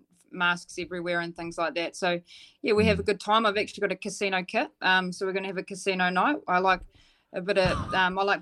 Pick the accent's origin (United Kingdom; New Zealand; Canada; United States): New Zealand; Dunedin, Otago; I'm from Dunedin